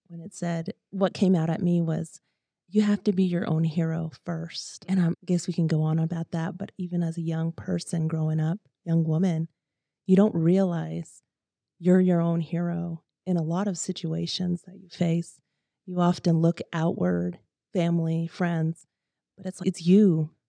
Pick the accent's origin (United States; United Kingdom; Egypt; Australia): United States; Four Corners; I grew up in the Four Corners area. My family and ancestors are all from that area.